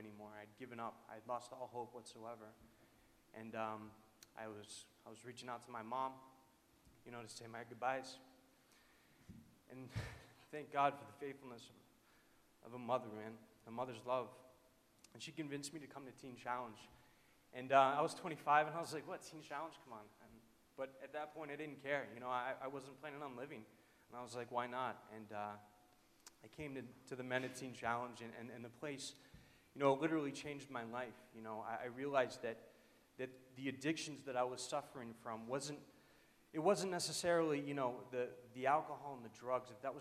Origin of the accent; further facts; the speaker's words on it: New Hampshire, United States; I am from New Hampshire